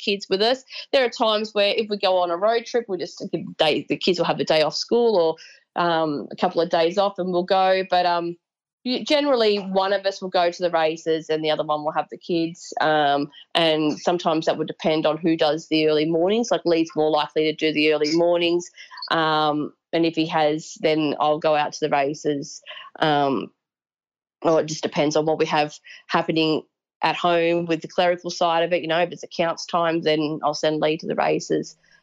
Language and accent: English; Sydney, New South Wales, Australia; also born or lived in Berry, New South Wales; I was born and raised in Sydney